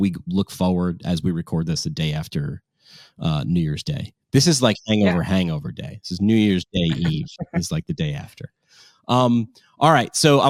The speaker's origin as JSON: {"language": "English", "region": "New York", "country": "United States", "said": "Like, you know, I came from New York and you're a New Yorker. Like it's a personality thing."}